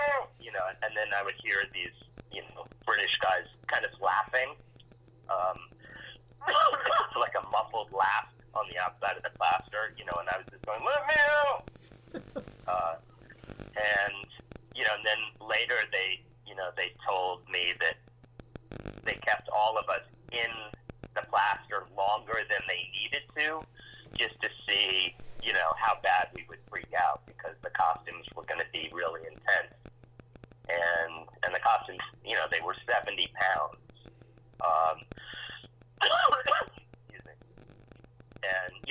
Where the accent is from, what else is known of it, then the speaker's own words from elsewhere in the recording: New York City, New York, United States; my growing up in Alphabet City